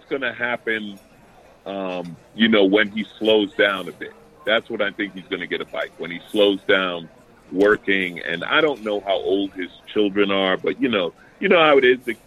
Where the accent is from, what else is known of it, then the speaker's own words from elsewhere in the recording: New York City, New York, United States; moved away; I grew up in New York